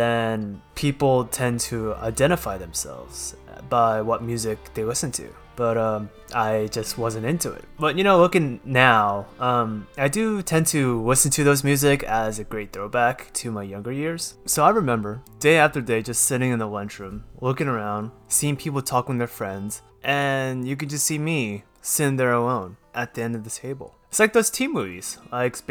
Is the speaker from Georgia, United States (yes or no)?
yes; Georgia, United States; moved away as an adult; now in San Francisco, United States; I grew up in Georgia in 1992 in a white suburbia